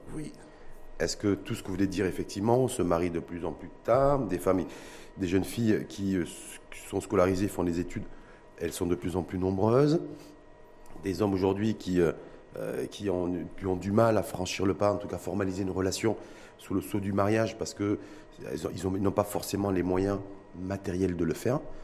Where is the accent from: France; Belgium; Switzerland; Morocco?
Morocco; chez nous au Maroc